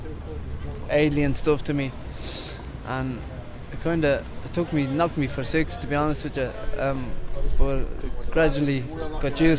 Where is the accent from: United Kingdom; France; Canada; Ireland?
Ireland; County Meath; moved away as an adult; now in Dublin, Ireland; I'm originally from Mead. Moved up here due to alcohol problems in the family